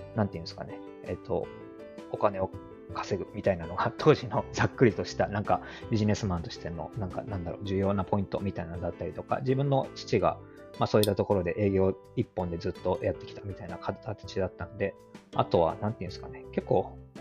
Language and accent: Japanese; Hyogo, Japan; 兵庫県育ちで